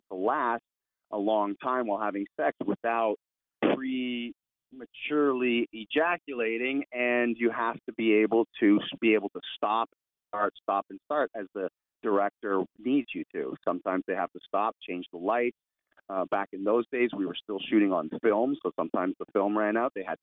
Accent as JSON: {"language": "English", "town": "Toronto", "region": "Ontario", "country": "Canada", "tie": "born or raised there", "also_born_or_lived": "California", "moved": "as an adult", "said": "I was born and raised in Toronto, Canada"}